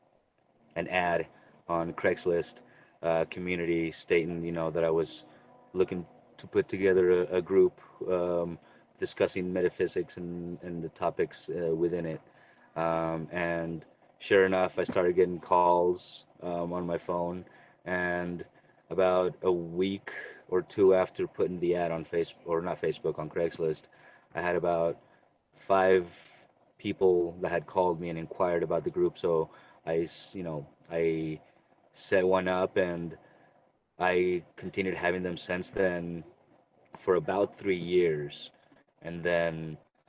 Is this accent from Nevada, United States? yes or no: yes; Reno, Nevada, United States; I'm from Reno, Nevada, U.S.